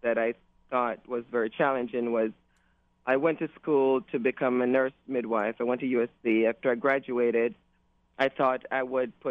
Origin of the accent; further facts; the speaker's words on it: Toronto, Ontario, Canada; moved away as an adult; also born or lived in Jamaica; now in California, United States; I was born in Jamaica, came from, grew up in Toronto, Canada, and came here through my nursing profession